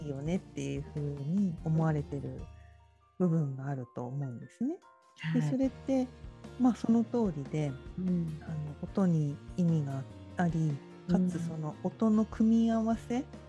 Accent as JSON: {"language": "Japanese", "region": "Tokyo", "country": "Japan", "said": "私もなんか江戸っ子だから汚い言葉とか 言っちゃうんですけど"}